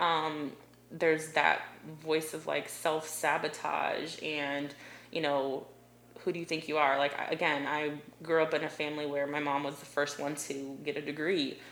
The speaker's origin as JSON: {"language": "English", "town": "Delaware", "region": "Ohio", "country": "United States", "also_born_or_lived": "South Carolina", "moved": "as an adult", "lives_now": "Columbia, South Carolina, United States", "said": "I'm from a really small town called Delaware, Ohio, right outside of Columbus, Ohio."}